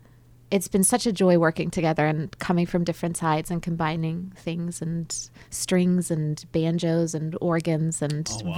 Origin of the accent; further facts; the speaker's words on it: South Carolina, United States; now in Dallas, United States; I'm from South Carolina, and then I lived in Roswell for a while, and now I'm here in Dallas.